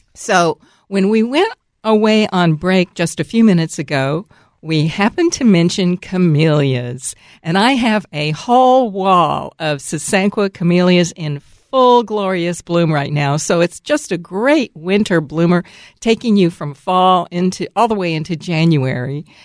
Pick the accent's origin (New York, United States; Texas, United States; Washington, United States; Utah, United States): Texas, United States; Dallas; also born or lived in Atlanta, Georgia; now in Seattle area, United States; I'm from Dallas, Texas, but I lived most of my adult life in Atlanta